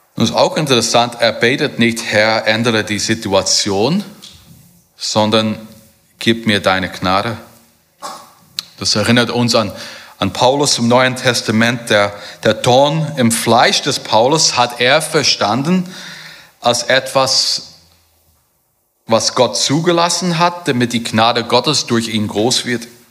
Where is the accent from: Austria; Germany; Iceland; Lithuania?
Germany; bei uns in Deutschland